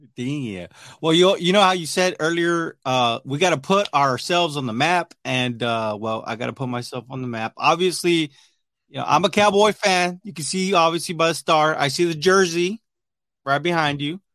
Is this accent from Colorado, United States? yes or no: no; Texas, United States; I'm from Texas. I'm a Texas boy